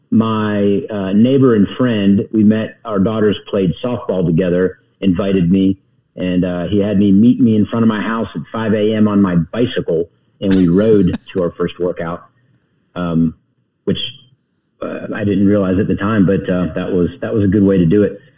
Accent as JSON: {"language": "English", "town": "Youngstown", "region": "Ohio", "country": "United States", "tie": "born or raised there", "said": "When I was about eight years old, I grew up in Youngstown, which is one of my worst kept secrets."}